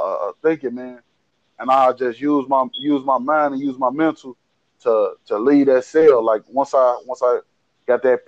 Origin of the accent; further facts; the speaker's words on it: Chicago, Illinois, United States; I'm from Chicago Avenue and Drake. West side, born and raised.